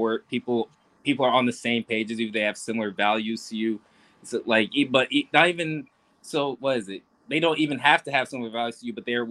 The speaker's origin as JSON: {"language": "English", "town": "Rochester", "region": "New York", "country": "United States", "tie": "born or raised there", "said": "I grew up in Rochester."}